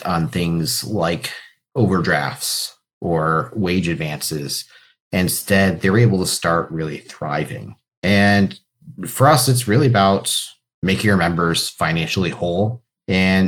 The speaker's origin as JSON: {"language": "English", "town": "Cleveland", "region": "Ohio", "country": "United States", "tie": "born or raised there", "said": "I grew up in Cleveland, went to school over at Case Western, so very deep Cleveland roots on my end"}